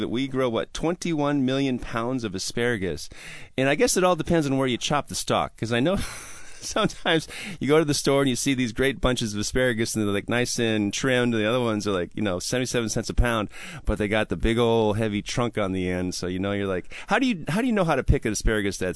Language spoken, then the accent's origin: English; Wisconsin, United States; now in Seattle, United States; I'm from Wisconsin.